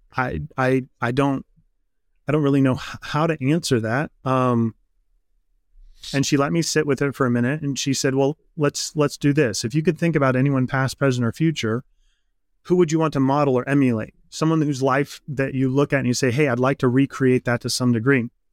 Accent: Midwest, United States; I grew up in the Midwest. Midwestern boy, farm country

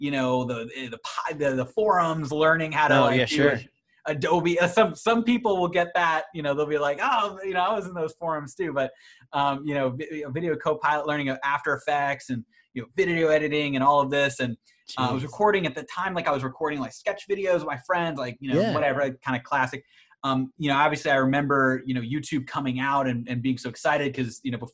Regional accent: suburbs of Boston, Massachusetts, United States; kind of grew up in the suburbs of Boston

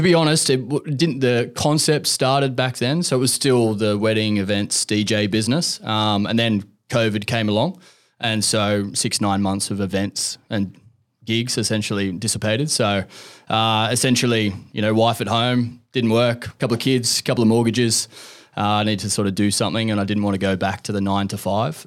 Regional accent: Central Coast, New South Wales, Australia; I'm from the Central Coast

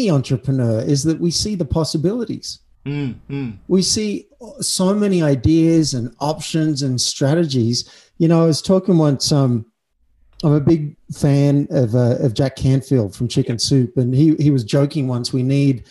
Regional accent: Cessnock, New South Wales, Australia; moved away as an adult; now in United States; I was born in Cessnock.

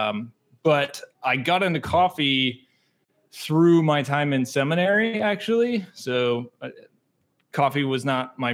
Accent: North Texas, United States; moved away as an adult; also born or lived in Wisconsin; now in Milwaukee, United States; Growing up in North Texas, there's not really specialty coffee

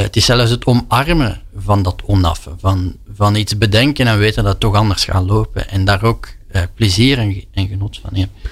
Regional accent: Flanders, Belgium; als Vlaming

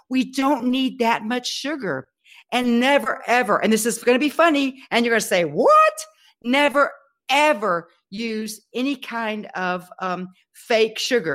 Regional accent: Texas, United States; I'm a Texan

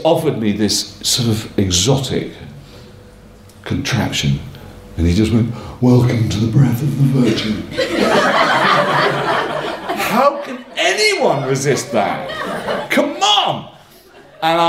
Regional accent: Northumberland, North East England, United Kingdom; moved away; also born or lived in Clapham, London; I come from Northumberland

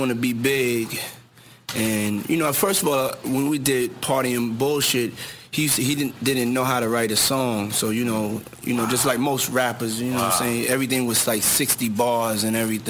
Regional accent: New York City, New York, United States; I grew up too in Harlem when I used to have to do my chores in the morning

